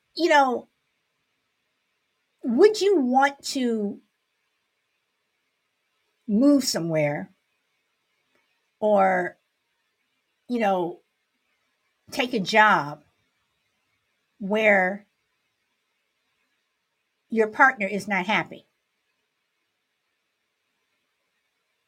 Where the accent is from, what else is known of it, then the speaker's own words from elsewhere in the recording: Chicago, Illinois, United States; Born and raised in Chicago